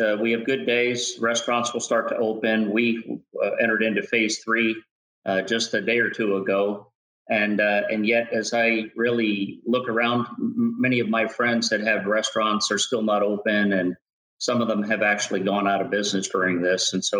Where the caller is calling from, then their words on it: Williamsburg, Virginia, United States; Today I'm joining you from my home in Williamsburg, Virginia.